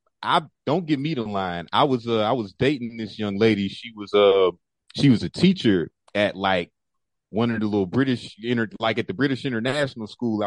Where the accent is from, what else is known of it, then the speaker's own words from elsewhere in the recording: St. Louis, Missouri, United States; moved away as an adult; now in Washington, United States; I came here from St. Louis in 2009 to DC, that is